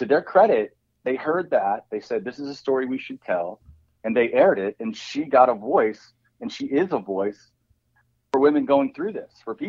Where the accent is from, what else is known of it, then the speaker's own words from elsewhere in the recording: Arkansas, United States; moved away; back home in Arkansas